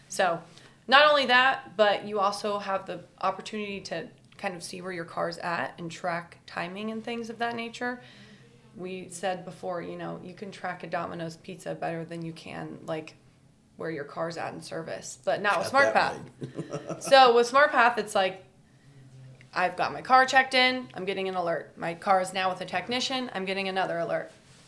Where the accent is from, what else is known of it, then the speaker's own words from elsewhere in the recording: Kansas City, United States; I'm also from the Kansas City region.